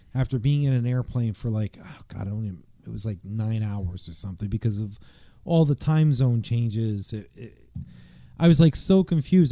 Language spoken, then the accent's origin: English; East Coast, United States; I'm from the East Coast.